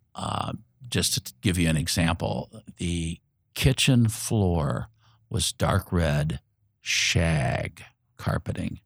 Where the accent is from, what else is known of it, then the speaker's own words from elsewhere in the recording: Indianapolis, Indiana, United States; I was born here in Indianapolis